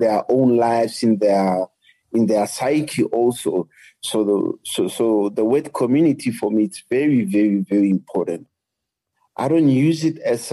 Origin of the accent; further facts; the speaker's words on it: Soweto, Gauteng, South Africa; English is a second language; I come from South Africa, and I grew up in apartheid South Africa